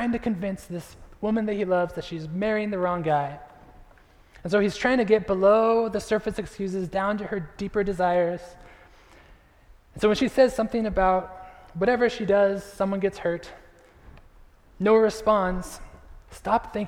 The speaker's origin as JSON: {"language": "English", "region": "California", "country": "United States", "tie": "born or raised there", "also_born_or_lived": "Chicago", "moved": "as an adult", "lives_now": "Kansas City, United States", "said": "we are from California. We grew up in California"}